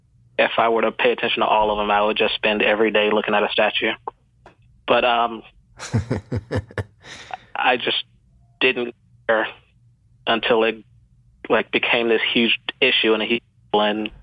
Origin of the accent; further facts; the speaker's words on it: Georgia, United States; born there; Born in Georgia.